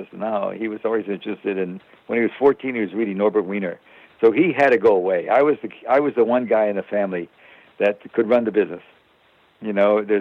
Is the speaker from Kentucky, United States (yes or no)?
no; Chicago, Illinois, United States; I grew up poor on the South Side